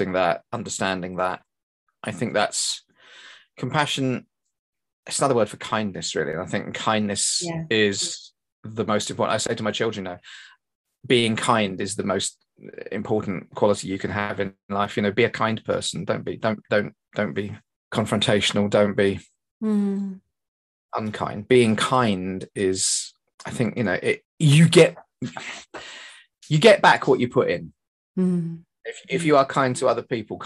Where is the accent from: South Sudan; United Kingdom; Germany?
United Kingdom; I'm very British